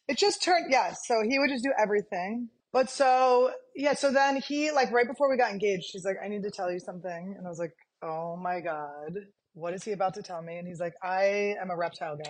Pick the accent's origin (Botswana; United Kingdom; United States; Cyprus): United States; Americans are s, we're so disgusting